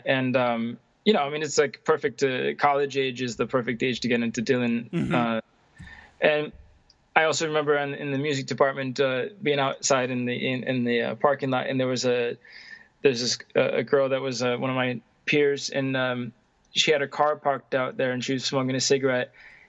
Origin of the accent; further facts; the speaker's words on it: Stockholm, Stockholm County, Sweden; English is a second language; I'm hailing from Stockholm, Sweden.